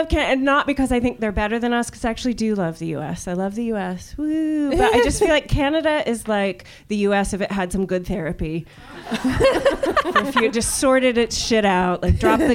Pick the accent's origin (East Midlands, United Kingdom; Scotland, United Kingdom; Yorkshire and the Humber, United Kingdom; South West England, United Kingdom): South West England, United Kingdom; Bristol; moved away; My mum and dad live in Bristol. I grew up in this house